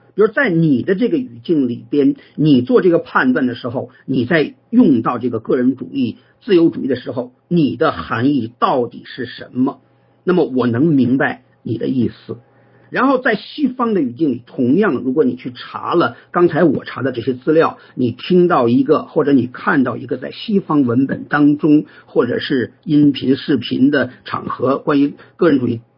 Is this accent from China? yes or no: yes; China; 我们中国人